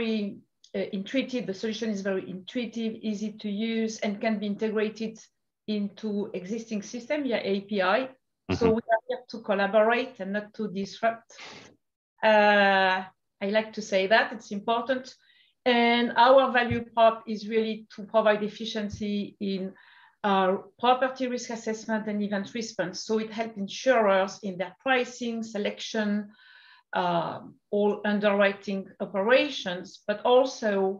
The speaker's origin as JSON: {"language": "English", "country": "France", "also_born_or_lived": "Portugal / Brazil", "accent": "French", "second_language": "English", "moved": "as an adult", "lives_now": "United States", "said": "in France to start with, like you could imagine with my accent. And then I moved to the United States"}